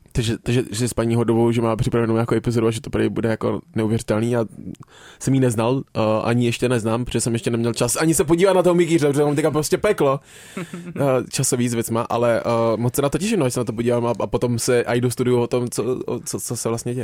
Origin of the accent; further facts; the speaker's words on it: Plzeň, Plzeň Region, Czechia; já jsem se narodil v Plzni